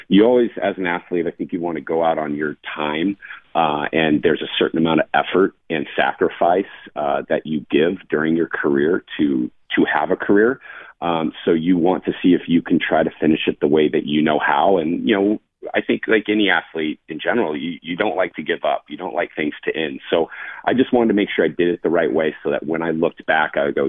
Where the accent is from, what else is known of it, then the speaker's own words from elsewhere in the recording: San Diego, California, United States; I was in San Diego, so it was kind of nice to be back in my hometown, see people that supported me for the last 20 to 25 years of kind of my career.